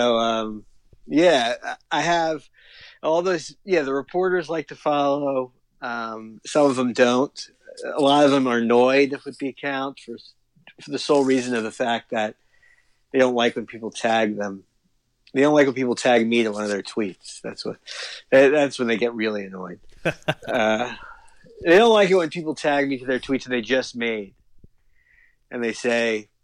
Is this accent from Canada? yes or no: no; Miami, Florida, United States; I'm from South Florida. I grew up in Miami